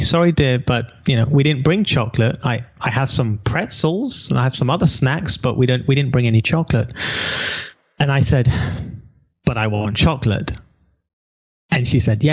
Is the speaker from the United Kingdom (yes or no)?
yes; England, United Kingdom; moved away as an adult; now in Israel; I'm an English boy who's never been to America.